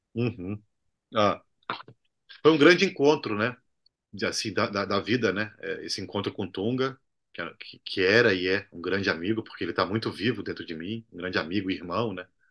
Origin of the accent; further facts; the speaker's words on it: Brazil; also born or lived in Cuba; como latino-americano e como brasileiro